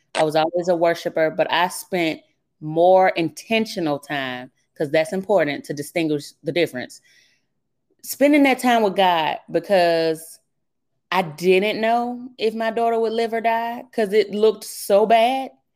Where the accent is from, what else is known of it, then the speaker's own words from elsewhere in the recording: Birmingham, Alabama, United States; accent: southern; moved away; originally, I'm from Birmingham, Alabama. That's where I grew up